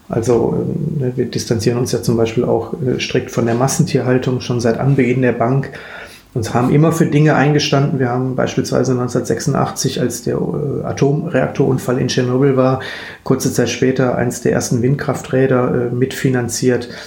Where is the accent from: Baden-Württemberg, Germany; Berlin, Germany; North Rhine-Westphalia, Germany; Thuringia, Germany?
North Rhine-Westphalia, Germany; Duisburg; born there; now in Bochum, Germany; Dazu muss ich mich jetzt erstmal als nicht Bochumer, sondern als gebürtiger Duisburger, der tatsächlich nur seine acht, neun Arbeitsstunden am Tag in Bochum verbringt, outen